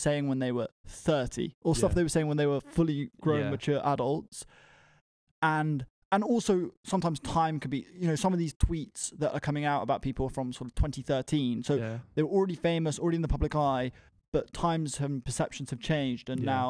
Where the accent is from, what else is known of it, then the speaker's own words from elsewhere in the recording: Bedford, East of England, United Kingdom; I'm 23 from Bedford and I'm the co-founder of an organization called Prospect 100.